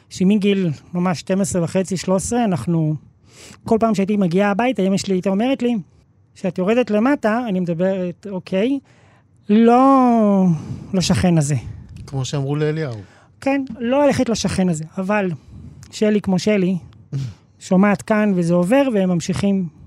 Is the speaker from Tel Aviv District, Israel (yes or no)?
yes; Bnei Brak, Tel Aviv District, Israel; בני ברק.